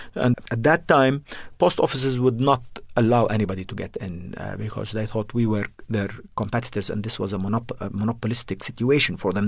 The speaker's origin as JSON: {"language": "English", "country": "Jordan", "tie": "born or raised there", "also_born_or_lived": "Beirut, Lebanon", "said": "I was born in Beirut and, uh, but grew up in Jordan"}